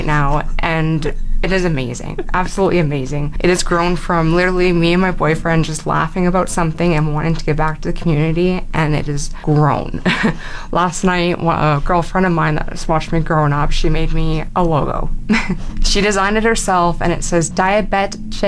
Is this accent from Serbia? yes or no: no; Fort McMurray, Alberta, Canada; I grew up in Fort McMurray. I'm born and raised here